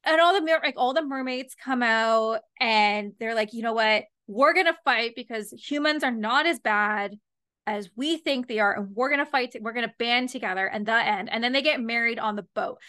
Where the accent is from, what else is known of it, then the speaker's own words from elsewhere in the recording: London, Ontario, Canada; my hometown